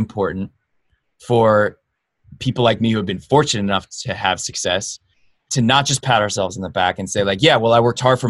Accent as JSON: {"language": "English", "town": "Los Angeles", "region": "California", "country": "United States", "tie": "born or raised there", "said": "being born in Los Angeles, being born American"}